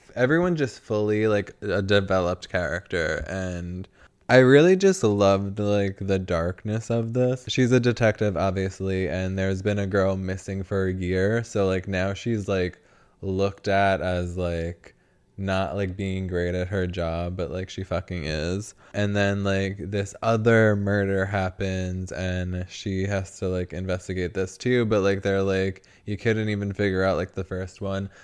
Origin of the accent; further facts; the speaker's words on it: New York, United States; moved away; the only way I would move back to New York, I think, is if I could afford to live in Manhattan